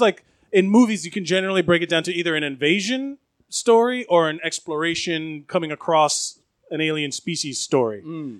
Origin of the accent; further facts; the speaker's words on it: Florida, United States; moved away; I grew up in Florida.